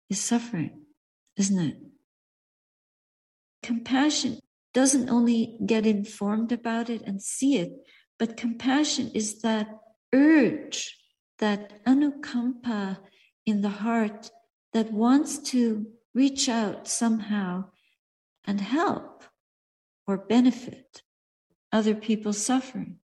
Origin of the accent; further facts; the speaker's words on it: Montreal, Quebec, Canada; I remember once in my hometown, Montreal, I was standing for alms outside a bakery